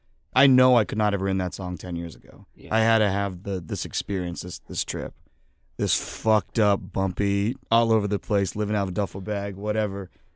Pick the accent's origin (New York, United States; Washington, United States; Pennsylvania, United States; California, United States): Pennsylvania, United States; Philadelphia; Yeah, I mean, I love that we're from Philly. It's pretty rad.